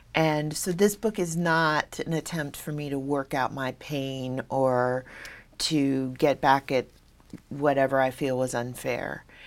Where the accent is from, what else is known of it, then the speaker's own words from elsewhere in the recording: Hawaii, United States; I'm from Hawaii, and a lot of my story is grounded in sort of my island background